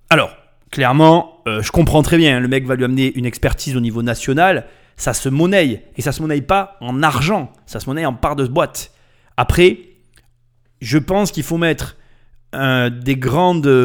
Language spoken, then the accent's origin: French; Bobigny, Île-de-France, France; Moi, j'ai grandi euh, à Bobigny.